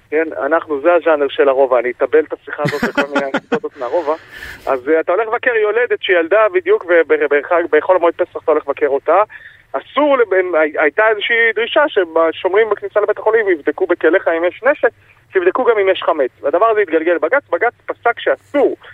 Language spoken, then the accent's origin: Hebrew; Jerusalem, Jerusalem District, Israel; שנולד בעיר העתיקה בירושלים, גדלתי שם